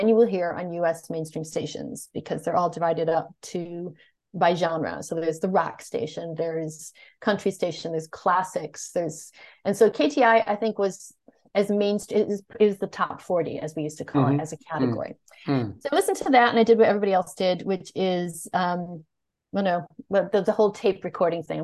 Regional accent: Milwaukee, Wisconsin, United States; also born or lived in Dublin, Ireland; now in United Kingdom; I grew up in Milwaukee, Wisconsin.

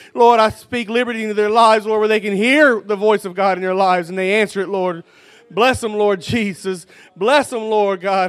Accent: United States; I grew up in Dollaway down the road

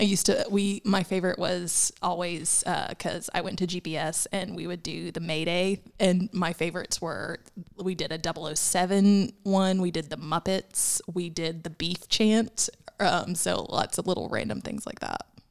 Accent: Chattanooga, Tennessee, United States; I actually grew up in Chattanooga, so I've lived here

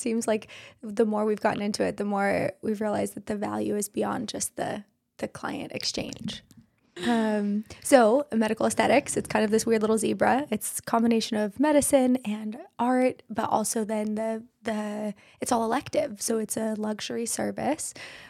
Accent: Idaho, United States; moved away as an adult; also born or lived in Washington / California; now in Pinehurst, United States; Idaho, born and raised.

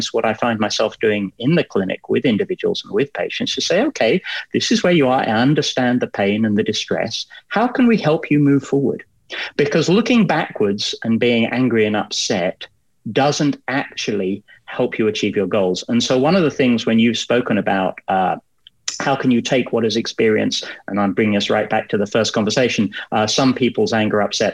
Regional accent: England, United Kingdom; now in Canada; I'm English and our handshakes, they're wimpy. You know, that's how we're brought up

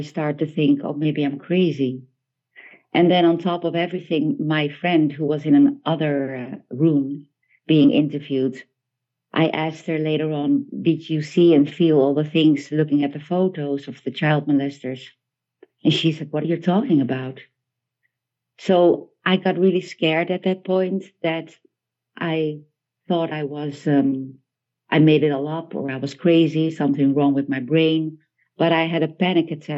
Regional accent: Amsterdam, North Holland, Netherlands; I'm from the Netherlands, Amsterdam

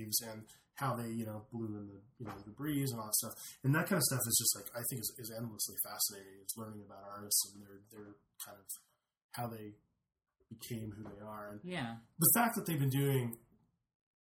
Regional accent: Los Angeles, California, United States; when I was growing up in Reseda

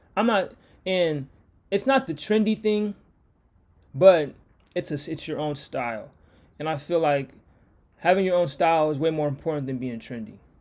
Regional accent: Washington, United States; I'm from Washington

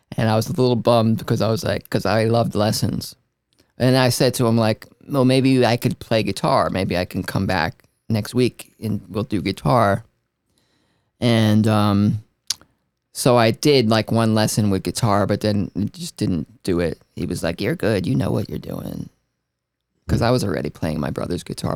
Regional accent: Newark, New Jersey, United States; I'm from Newark, New Jersey, eh, so it was like a melting pot of, like, Italians and Puerto Ricans

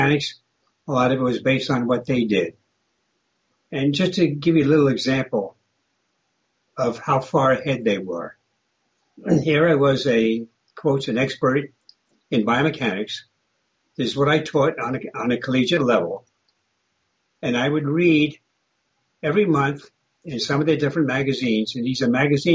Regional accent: United States; I was born in the United States, but they were Russian

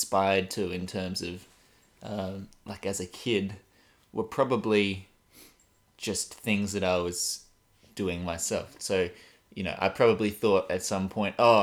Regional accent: Adelaide, South Australia, Australia; as someone growing up in Adelaide

